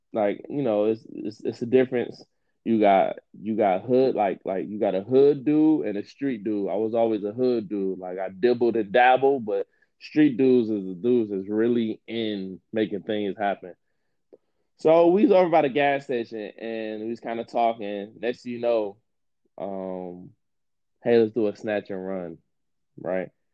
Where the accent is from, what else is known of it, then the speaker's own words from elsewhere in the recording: Detroit, Michigan, United States; growing up in Detroit